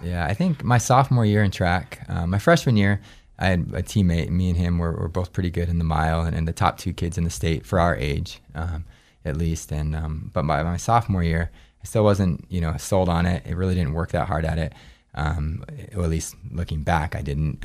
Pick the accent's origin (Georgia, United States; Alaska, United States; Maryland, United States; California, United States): Alaska, United States; Anchorage; moved away as an adult; also born or lived in New Hampshire / Gunnison, Colorado; actually born in New Hampshire, but, um, but I moved to Alaska when I was too. So I grew up in Alaska